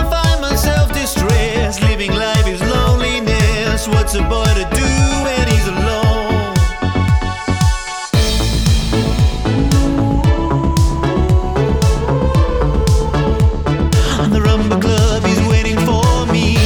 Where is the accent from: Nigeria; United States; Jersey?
Jersey; I grew up in Jersey, which is a small place